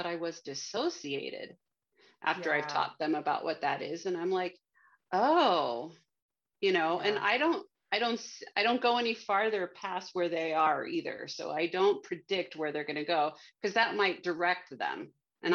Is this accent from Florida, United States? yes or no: yes; Miami, Florida, United States; I'm from Miami there's a lighthouse on Key Biscayne, and it's called Bill Baggs Cape Florida State Park or something down there. And there's a lighthouse. And so I grew up having birthday parties there on that beach